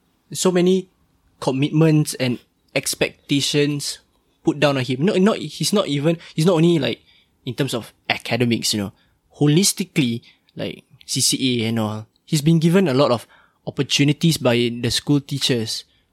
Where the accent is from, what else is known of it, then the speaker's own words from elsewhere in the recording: Singapore; To be able to participate in a game with countries renowned for baseball as a Singaporean, I think that's something that's already to be proud of, man.